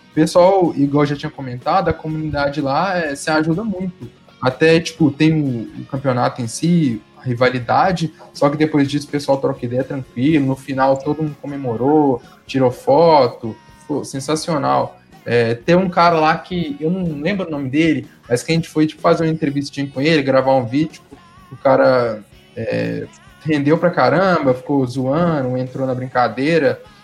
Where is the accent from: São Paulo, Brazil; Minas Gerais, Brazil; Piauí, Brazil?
Minas Gerais, Brazil; Pedro Leopoldo; Sou de Pedro Leopoldo